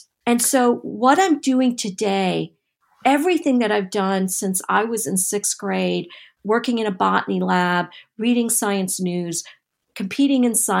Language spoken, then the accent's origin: English; North Carolina, United States; For me, it was also being of my parents being immigrants from India and growing up in Eastern North Carolina as for my whole childhood